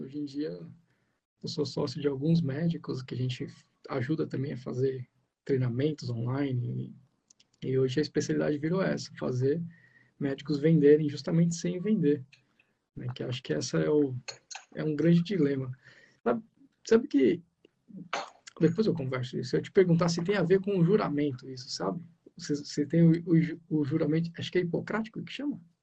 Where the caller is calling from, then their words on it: Ubatuba, São Paulo, Brazil; eu falo de Batuba, né? São Paulo, litoral norte de São Paulo aqui